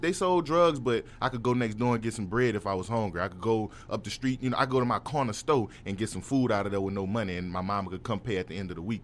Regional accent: New Orleans, Louisiana, United States; I'm from New Orleans, uptown

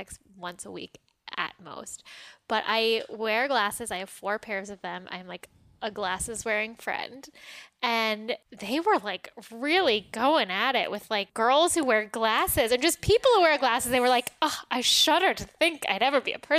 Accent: New York City, New York, United States; I'm from New York City

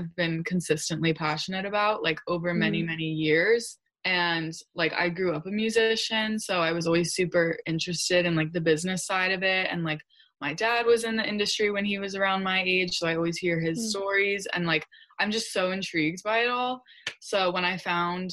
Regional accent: New Jersey, United States; moved away as an adult; now in New York City, United States; I'm originally from New Jersey. That's where I grew up mostly, but I live in New York City now because I go to NYU

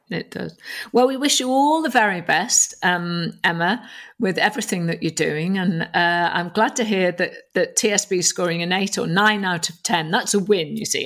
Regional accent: North Wales, United Kingdom; I was brought up a Catholic in North Wales

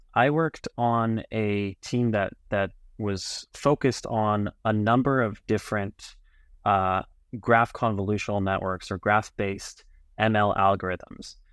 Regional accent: Los Angeles, California, United States; moved away as an adult; also born or lived in Berkeley, California / New York City; now in Tel Aviv, Israel; born and raised in L A, in the San Fernando Valley

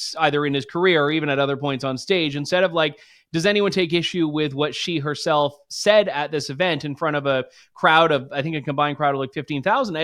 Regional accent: Ontario, Canada; I grew up in Ontario

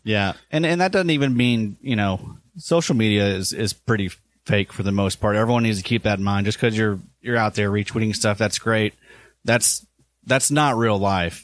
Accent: the South, Kentucky, United States; growing up in the South

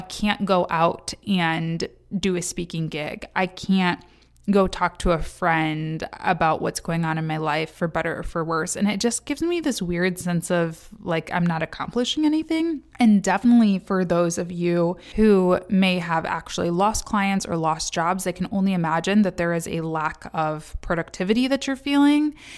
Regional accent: Kalamazoo, Michigan, United States; now in Detroit, United States; Kalamazoo, Michigan, my hometown

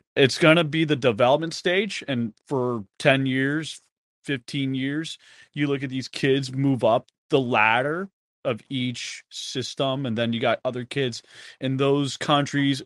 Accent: East Longmeadow, Massachusetts, United States; moved away; also born or lived in Springfield, Massachusetts; I was brought up in Western Mass for sixteen years, and I grew up playing street hockey with neighbors

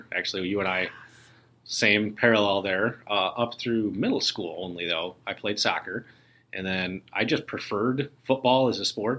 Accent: Aurora, Illinois, United States; I live in Aurora, which is where I grew up.

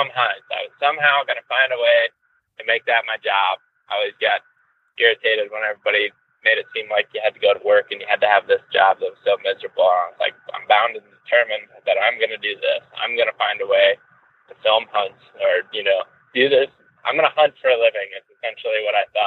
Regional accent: Western Ohio, United States; now in Colorado, United States; I grew up in Western Ohio, where I'm headed right now

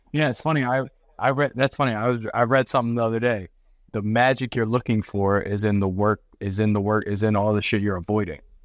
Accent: Eastern Panhandle, West Virginia, United States; I grew up in the Eastern Panhandle, West Virginia.

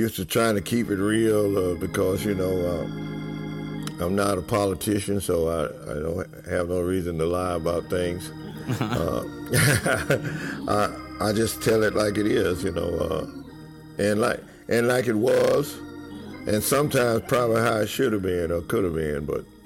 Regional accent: Winnsboro, Louisiana, United States; now in Bernice, United States; Born and raised in Winnsboro, Louisiana

